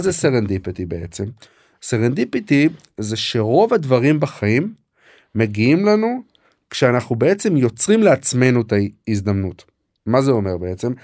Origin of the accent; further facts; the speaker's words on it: Katzrin, Northern District, Israel; moved away as an adult; also born or lived in Jerusalem / Canada / Cambridge, Massachusetts; גדלתי בקצרין, אה, ברמת הגולן